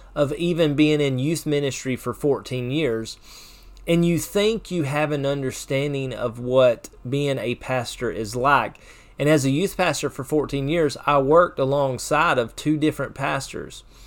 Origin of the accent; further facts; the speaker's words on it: Chesnee, South Carolina, United States; I'm from Chesney